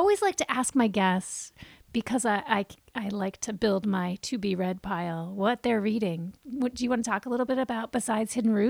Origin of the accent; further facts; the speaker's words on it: Vermont, United States; I, as a white Vermonter